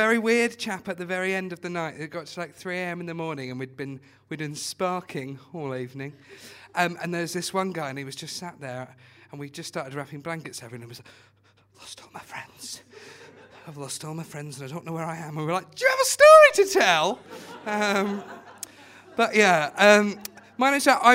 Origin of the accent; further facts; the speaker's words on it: Watford, East of England, United Kingdom; I'm from Watford